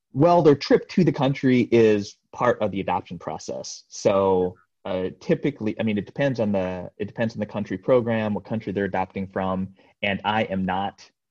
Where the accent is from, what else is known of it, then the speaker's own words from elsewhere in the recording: Iowa, United States; also born or lived in Jeonju, South Korea / Seoul, South Korea; born in Korea, adopted into Iowa, uh, a small little farm, yeah, outside of a small little town in Iowa, and I that was 1978. I was about a year and a half old